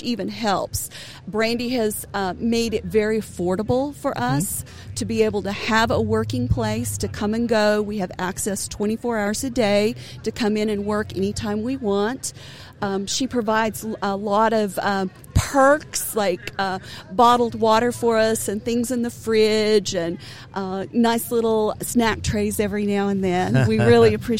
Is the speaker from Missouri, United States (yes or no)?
no; Enid, Oklahoma, United States; also born or lived in Dover, Oklahoma; now in Durant, United States; I'm from Northwest Oklahoma